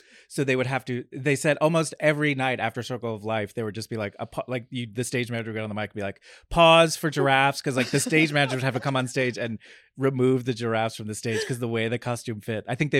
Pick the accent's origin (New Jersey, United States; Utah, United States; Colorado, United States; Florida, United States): New Jersey, United States; Red Bank; I'm from New Jersey, a small town called Red Bank, New Jersey